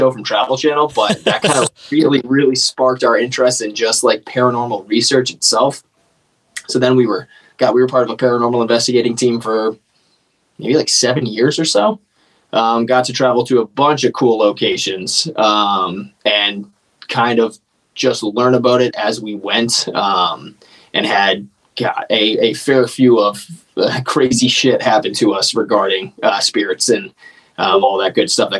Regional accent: New England, United States; We're both from New England

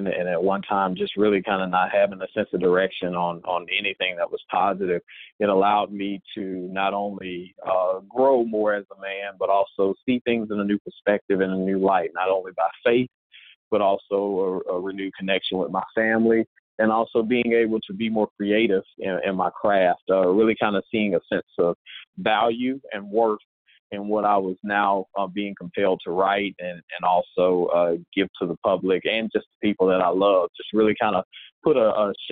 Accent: Mississippi, United States; I am originally from Mississippi

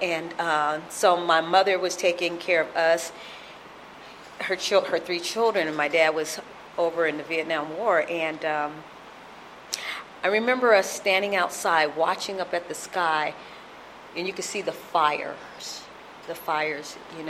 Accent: Sacramento, California, United States; born there; So I have a brother from France. I have a brother that was born in Texas, and I was born in Sacramento, California.

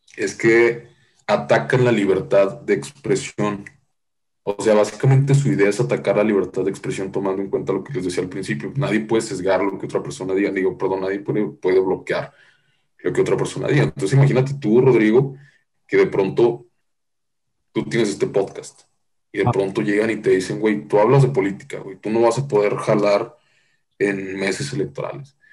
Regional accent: Nuevo León, Mexico; yo soy de Nuevo León

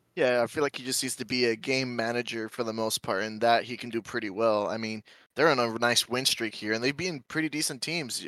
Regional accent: Michigan, United States; now in Texas, United States; I'm from Michigan

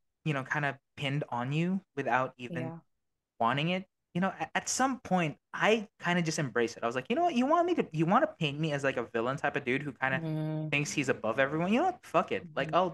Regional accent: Australia; born there; accent: Australian; I was born in Australia, right? So I have a little bit of an Aussie thing. Like, I say certain words and a little bit of an Aussie accent. Can't change that.

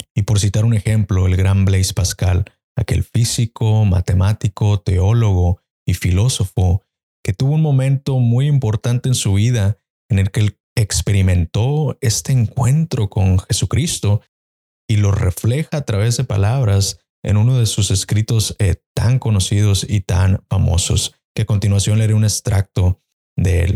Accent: Mexico; en mi país, por ejemplo en México

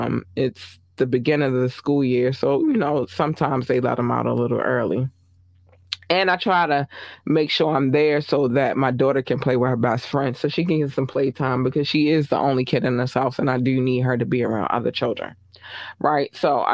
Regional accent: Baltimore, Maryland, United States; I grew up in Baltimore City. So the one thing that I noticed is that when they're flying a little lower and circling the helicopter, they're looking for somebody. I know this because I'm a hood baby, right?

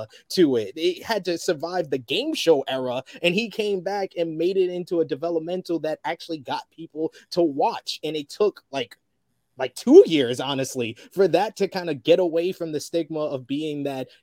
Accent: New York City, New York, United States; moved away as an adult; now in United Kingdom; in my hometown of New York City

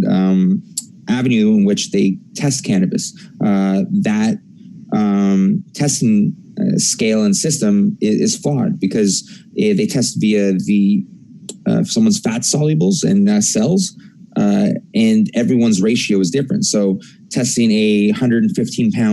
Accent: Canada

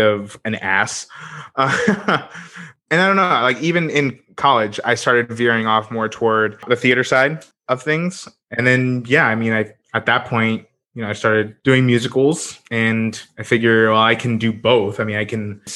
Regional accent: Daytona Beach, Florida, United States; also born or lived in Bronx, New York / Port Orange, Florida; now in St. Petersburg, United States; I grew up in the Daytona Beach area after moving down here from New York back when I was a wee lad

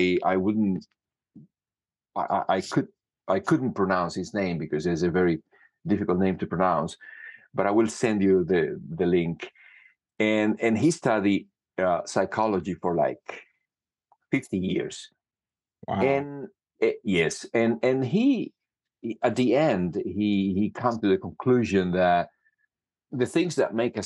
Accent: Cuba; moved away as an adult; also born or lived in Canada; now in Italy; I studied music in Cuba. I was born in Cuba, and I did music for a long

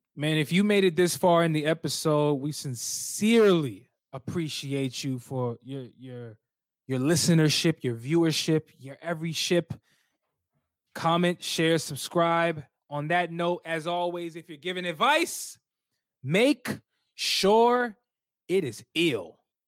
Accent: Alexandria, Virginia, United States; We from North, Northern Virginia. I'm from Alexandria. You already know 703

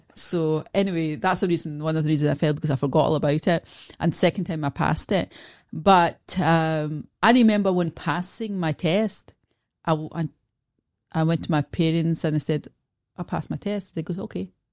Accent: Scotland, United Kingdom; also born or lived in Glasgow; I was born in Scotland, so I, I live in Glasgow

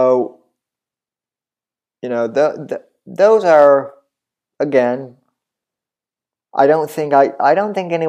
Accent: Colorado, United States; moved away; I'm originally from Colorado

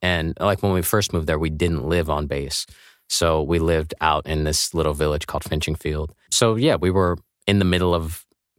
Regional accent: Kansas, United States; also born or lived in England / Louisiana / Virginia; Well, I was born in Kansas and Topeka, and both of my parents were in the Air Force.

